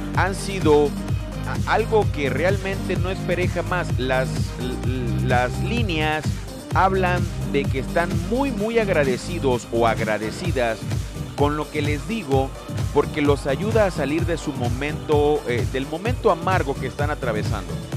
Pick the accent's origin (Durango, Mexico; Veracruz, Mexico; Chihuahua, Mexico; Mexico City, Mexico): Veracruz, Mexico; Lerdo de Tejada; de donde yo soy originario